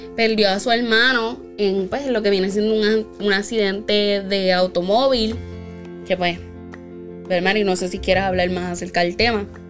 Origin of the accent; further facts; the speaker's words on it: Puerto Rico; nuestra patria